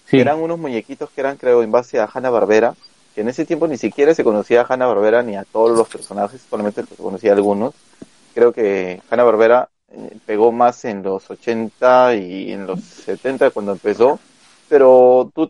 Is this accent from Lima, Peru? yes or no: yes; Lima, Peru; todavía sigo en Lince.